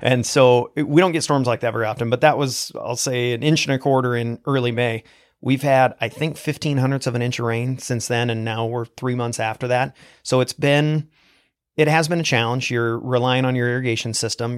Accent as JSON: {"language": "English", "region": "Eastern Oregon", "country": "United States", "tie": "born or raised there", "said": "I grew up in Eastern Oregon in a very small town"}